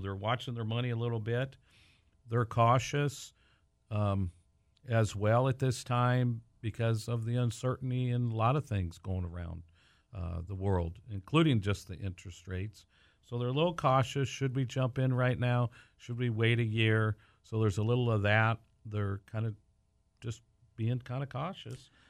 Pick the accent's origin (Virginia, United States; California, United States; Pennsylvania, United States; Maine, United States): California, United States; Pasadena; moved away as an adult; now in Whatcom County, United States; We grew up in Southern California and we're one of the transplants, the many that continue to come up to this beautiful area of the United States. And I'm from uh, Pasadena, California